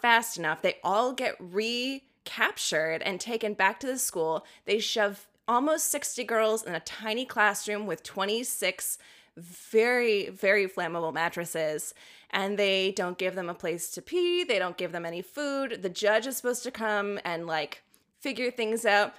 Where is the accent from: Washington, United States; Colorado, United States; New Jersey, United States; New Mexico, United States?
Washington, United States; Tacoma; my hometown, which is about thirty miles south of Seattle